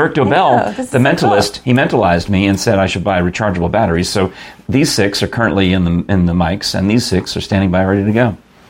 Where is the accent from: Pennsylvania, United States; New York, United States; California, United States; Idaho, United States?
New York, United States; Growing up in New York